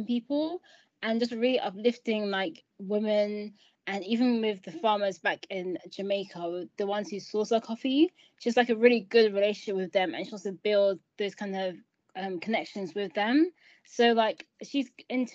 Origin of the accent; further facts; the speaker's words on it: Nigeria; moved away; I'm originally from Nigeria too